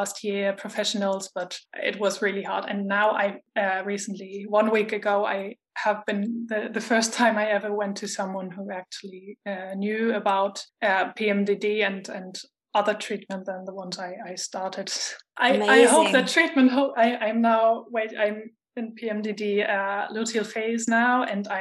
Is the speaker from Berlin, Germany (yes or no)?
no; Hamburg, Germany; moved away as an adult; also born or lived in Argentina / Spain; now in Stuttgart, Germany; I'm from Germany, originally from Hamburg. And I live in Stuttgart, but I also have lived in Argentina and in Spain.